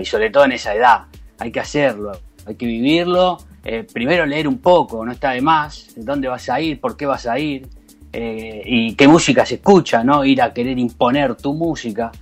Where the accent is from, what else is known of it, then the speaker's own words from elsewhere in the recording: Rosario, Santa Fe, Argentina; also born or lived in Brazil; now in Santa Cruz de Tenerife, Spain; salí de Rosario hace un montón. Yo viví muchos años en Brasil también, primero.